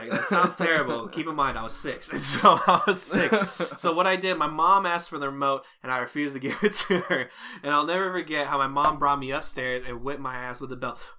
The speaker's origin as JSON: {"language": "English", "town": "Chicago", "region": "Illinois", "country": "United States", "said": "I mean, obviously I, I'm from Chicago. I go to Chicago a lot."}